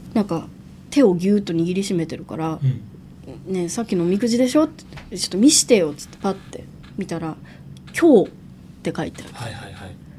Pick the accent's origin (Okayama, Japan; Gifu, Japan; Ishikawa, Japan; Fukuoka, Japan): Ishikawa, Japan; 石川県出身